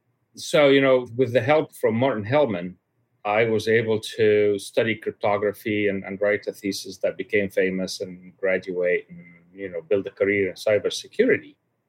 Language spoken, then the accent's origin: English; Cairo, Cairo Governorate, Egypt; My father was a high-level official in the Egyptian government for quite a long time. He actually ran the health department for the country